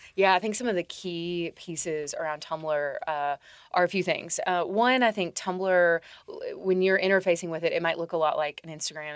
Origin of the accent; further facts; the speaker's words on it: Tennessee, United States; Tennessee voters, my home state